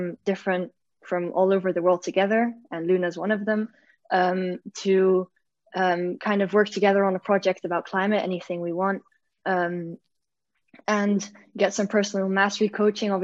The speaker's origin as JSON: {"language": "English", "country": "Belgium", "moved": "yes", "lives_now": "Netherlands", "said": "I'm from Belgium originally, but I live in the Netherlands"}